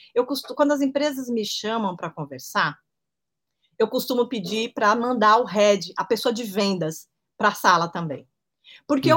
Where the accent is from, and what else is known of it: Brazil